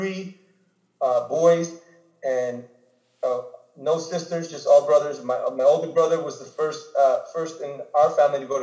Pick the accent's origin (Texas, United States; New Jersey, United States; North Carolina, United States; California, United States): California, United States; Los Angeles; moved away; also born or lived in Indianapolis, Indiana; I was born in Los Angeles, California.